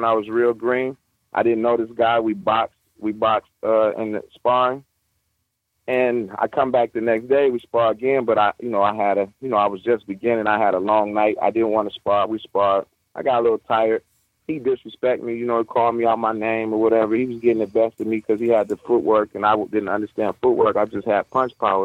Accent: Detroit, Michigan, United States; I come from the Detroit streets

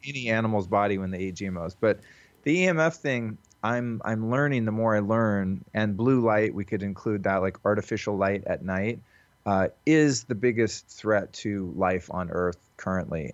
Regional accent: Santa Rosa, California, United States; from my hometown in Santa Rosa, California

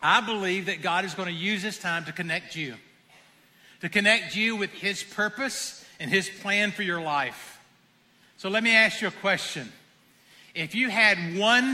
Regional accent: the South, United States; I am from the South

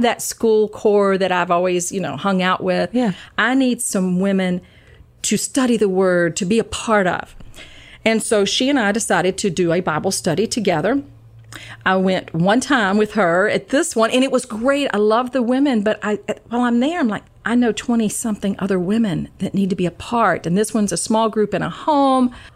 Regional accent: Georgia, United States; moved away as an adult; now in Maryland, United States; I'm originally from Georgia, but I have been in Maryland for 34 years

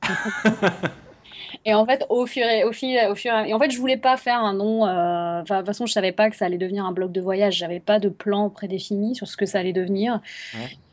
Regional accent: France; moved away

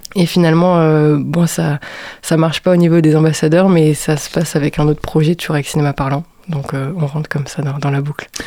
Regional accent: Strasbourg, Grand Est, France; moved away as an adult; now in Angers, France; Je suis née à Strasbourg

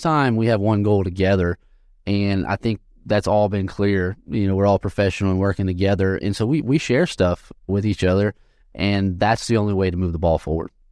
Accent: Sulphur, Louisiana, United States; moved away as an adult; also born or lived in Lafayette, Louisiana; I'm from Sulphur, Louisiana, which is, is I told you earlier, you know, near Texas. And I graduated from Sulphur High School

